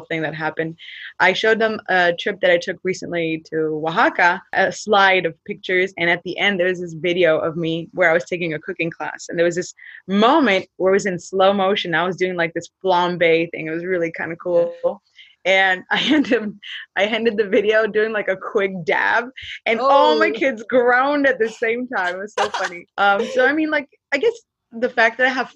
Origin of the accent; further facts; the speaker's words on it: San Fernando, California, United States; I'm from the San Fernando Valley, city of San Fernando, and the school is San Fernando High School.